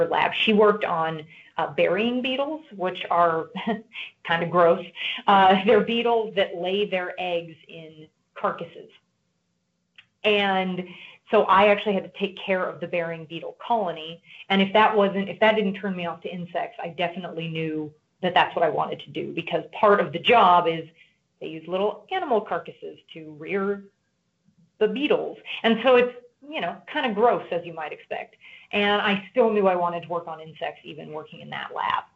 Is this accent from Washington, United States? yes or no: no; Nebraska, United States; I grew up in Nebraska